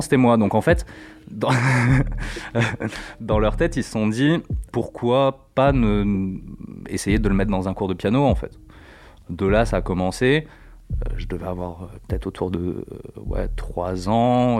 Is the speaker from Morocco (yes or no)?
yes; Morocco; moved away; also born or lived in south of France; j'ai grandi au Maroc